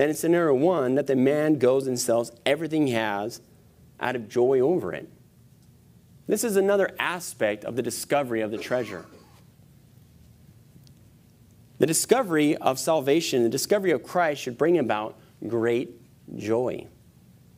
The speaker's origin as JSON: {"language": "English", "country": "United States", "tie": "born or raised there", "said": "growing up in America"}